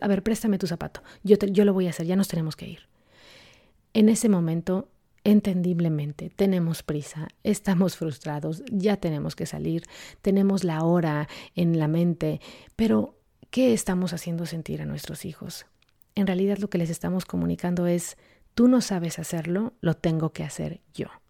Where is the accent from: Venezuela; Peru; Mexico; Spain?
Mexico; en la cultura en la que yo crecí, yo soy de México